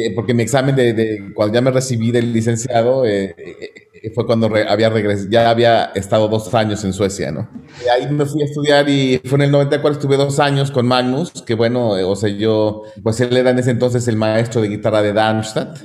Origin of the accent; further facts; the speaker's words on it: Mexico; moved away as an adult; nací en México y formado en México